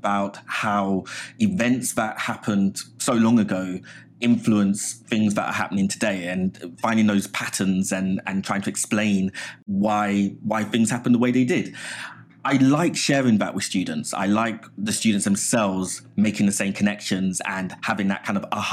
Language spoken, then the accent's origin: English; London, United Kingdom; moved away as an adult; also born or lived in Hammersmith; now in New York, United States; I was born in Hammersmith, but I grew up in Southeast London, an area called Abbey Wood